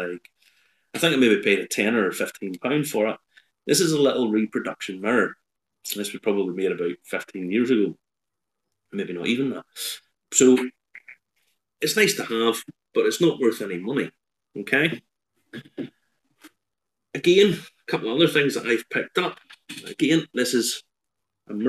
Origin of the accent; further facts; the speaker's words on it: Ballymena, Northern Ireland, United Kingdom; from my hometown in Ballymena